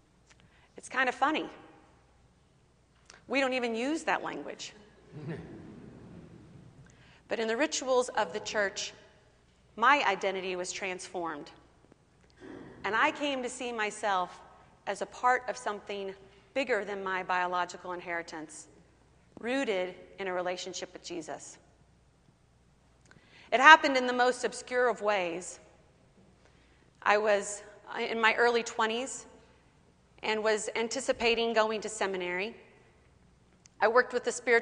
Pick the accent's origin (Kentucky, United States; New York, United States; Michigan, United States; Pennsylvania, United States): Kentucky, United States; I grew up in Kentucky, and born again was quite the language of my upbringing